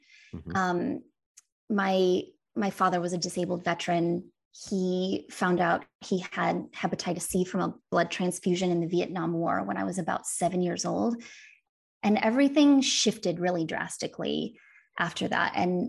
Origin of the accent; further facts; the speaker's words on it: Wisconsin, United States; And she lived, I grew up in Northern Wisconsin. She lived in Kansas City and she would drive up and visit us for all of the major holidays and in the summer.